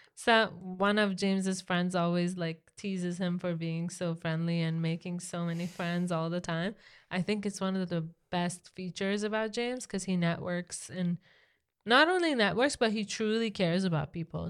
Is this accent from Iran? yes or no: yes; Iran; moved away; growing up in Iran